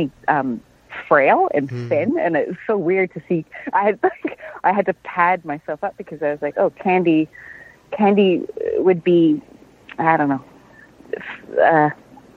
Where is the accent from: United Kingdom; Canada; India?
Canada; as a Canadian actor